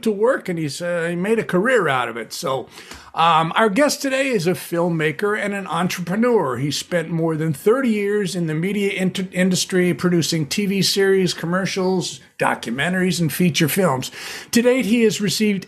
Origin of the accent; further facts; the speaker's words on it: Southern California, United States; also born or lived in Ventura, California; a Southern California beach bum raised